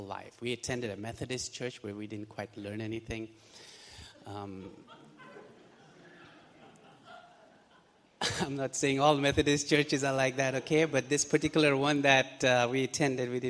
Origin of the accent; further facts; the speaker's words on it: Pakistan; moved away as an adult; Both my wife and I, we're originally from Pakistan